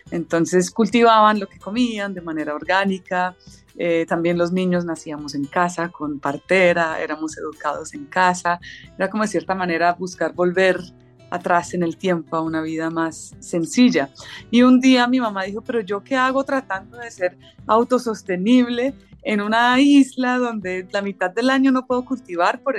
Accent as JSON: {"language": "Spanish", "region": "Tolima", "country": "Colombia", "tie": "born or raised there", "also_born_or_lived": "Ireland", "said": "yo para ese entonces tenía dos años, menos de dos años cuando salimos de Irlanda, entonces en realidad pues no tengo ningún recuerdo previo a Colombia. Para mí, en, mis recuerdos, mi vida inicia en Colombia, eh, en una finca, en como una zona del, centro de Colombia"}